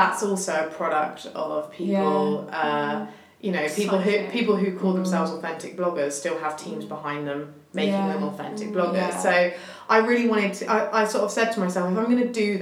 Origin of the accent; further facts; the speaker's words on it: Hampshire, South East England, United Kingdom; I grew up in Hampshire